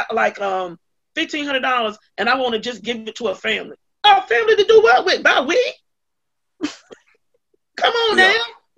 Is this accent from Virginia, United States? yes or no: yes; Virginia Beach, Virginia, United States; When I started working in the Few Gardens community, I came from Virginia Beach, Virginia, and walked into Durham, and I walked into Few Gardens.